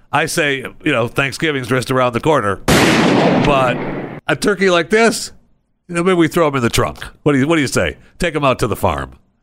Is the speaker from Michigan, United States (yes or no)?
yes; Saginaw, Michigan, United States; I was born in Saginaw